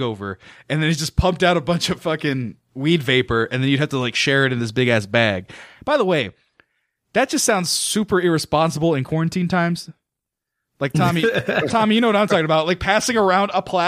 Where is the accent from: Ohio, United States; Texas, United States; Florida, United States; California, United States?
California, United States; Fresno; also born or lived in Santa Barbara, California; I went to high school in Hoover High in Fresno, California.